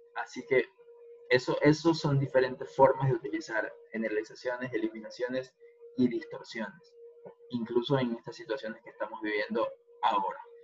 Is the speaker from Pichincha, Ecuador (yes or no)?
no; Guayaquil, Guayas, Ecuador; en mi caso, otras como guayaquileño